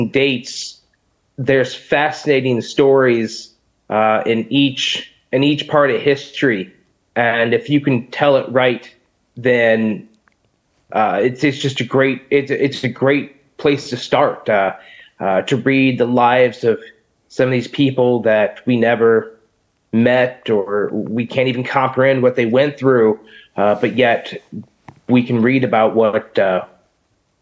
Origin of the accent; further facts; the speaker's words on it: Peoria, Illinois, United States; I was born and raised here in Peoria, Illinois